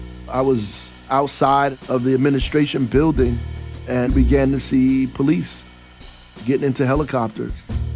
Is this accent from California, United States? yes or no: no; Newark, New Jersey, United States; I'm from Newark for real, for the good and for the bad.